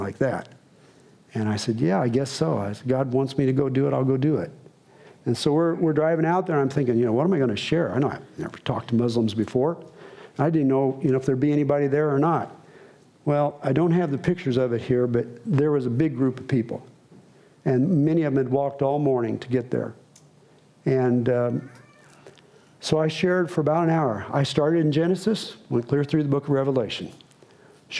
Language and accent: English; United States; I'm an American missionary.